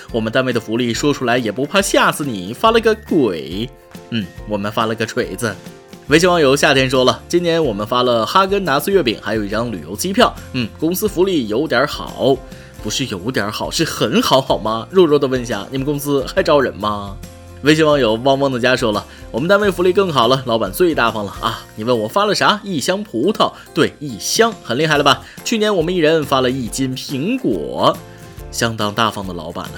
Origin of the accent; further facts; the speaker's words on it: China; 我们中国人